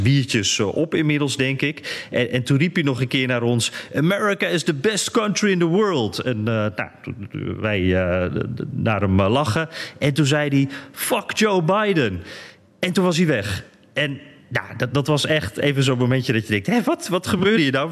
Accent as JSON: {"language": "Dutch", "country": "Netherlands", "said": "wij zijn Nederlanders"}